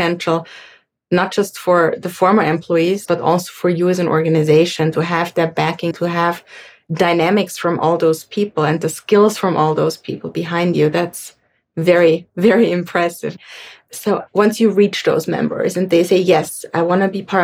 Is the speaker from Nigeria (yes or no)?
no; Austria; I'm from Austria